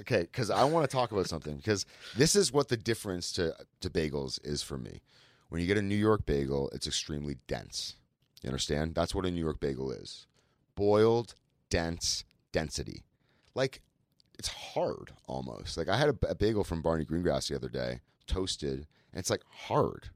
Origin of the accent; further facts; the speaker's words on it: Montreal, Quebec, Canada; moved away; also born or lived in Toronto; I was born in Montreal, brought up in Montreal